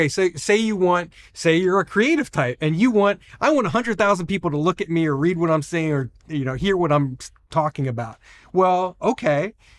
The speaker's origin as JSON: {"language": "English", "region": "New Jersey", "country": "United States", "tie": "born or raised there", "said": "I'm from New Jersey. I didn't grow up in Hollywood. I don't know famous people."}